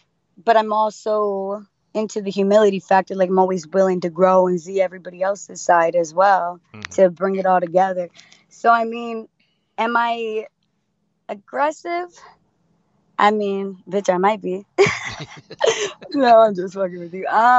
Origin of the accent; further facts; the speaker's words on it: Florida, United States; Florida, baby.